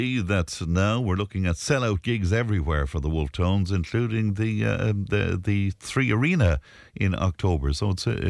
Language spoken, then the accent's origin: English; Cashel, Munster, Ireland; I'm from Cashel too